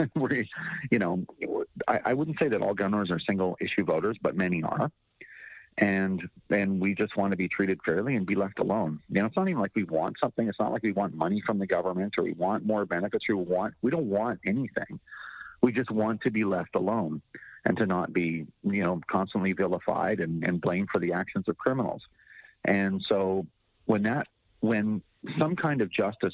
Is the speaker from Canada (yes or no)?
yes; Canada; as a Canadian